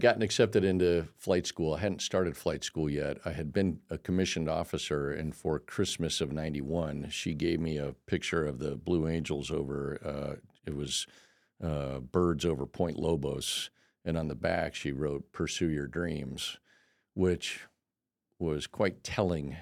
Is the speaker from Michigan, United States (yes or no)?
no; El Cajon, California, United States; moved away; also born or lived in Denver, Colorado; I grew up in El Cajon, California